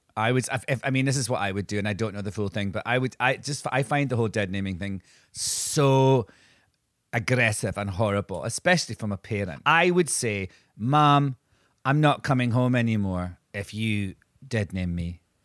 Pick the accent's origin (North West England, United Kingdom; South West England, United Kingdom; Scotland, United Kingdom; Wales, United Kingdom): Scotland, United Kingdom; Angus; Angus, which is the county that I grew up in in Scotland